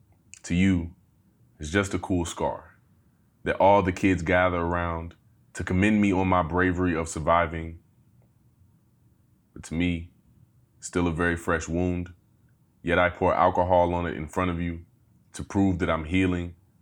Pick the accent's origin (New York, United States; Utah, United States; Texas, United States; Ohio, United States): Ohio, United States; Dayton; Pretty much borderline Trotwood, end of day in the north side, northwest side. Then I kind of started moving in closer. My years in high school, I spent around Meadowdale.